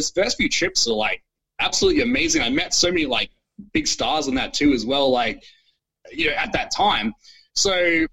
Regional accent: Australia; being the Australian guy overseas

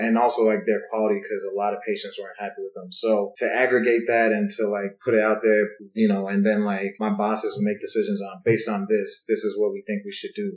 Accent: Stone Mountain, Georgia, United States; also born or lived in Kumasi, Ghana; I grew up up in Stone Mountain, which is like all black

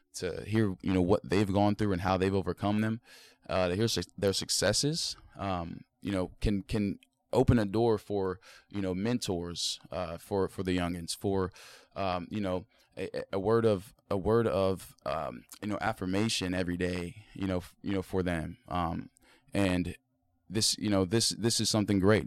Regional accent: South Point, Ohio, United States; I'm from South Point, Ohio

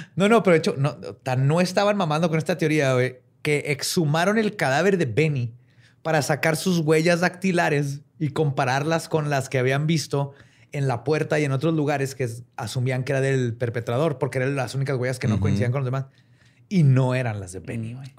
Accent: northern Mexico, Mexico; accent: norteño; como norteño, güey. Siempre nos dicen que hablamos bien fuerte

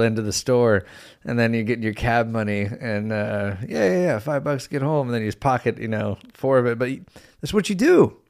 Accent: United States; we're an American man

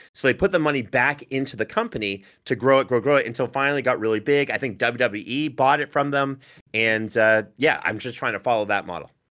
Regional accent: Northern Ontario, Canada; I'm from Northern Ontario

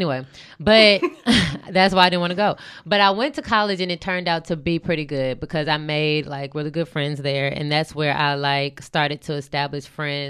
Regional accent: Houston, Texas, United States; I'm from Houston, from the north side.

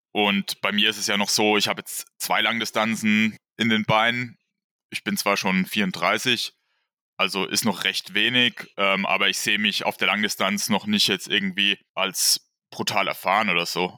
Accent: Wertheim, Baden-Württemberg, Germany; ich komme aus dem Bereich Wertheim und wohne da auf habe da immer auf einem kleinen Dorf gewohnt

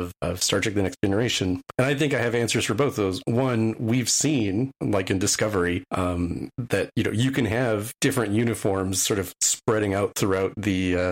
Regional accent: United States; I'm the American on this show

